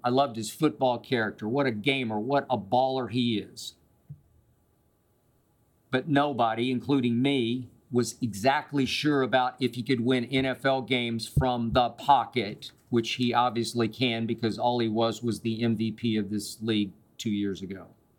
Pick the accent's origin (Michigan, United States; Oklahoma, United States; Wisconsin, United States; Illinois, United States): Oklahoma, United States; Oklahoma City; the school I grew up loving in Oklahoma City, which is the University of Oklahoma.